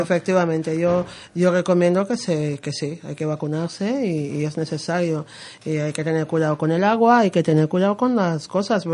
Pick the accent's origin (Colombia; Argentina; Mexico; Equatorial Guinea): Equatorial Guinea; Malabo, Bioko Norte; first language Spanish; now in Madrid, Spain; Guinea Ecuatorial, de, mi, de mi tierra y de, Malabo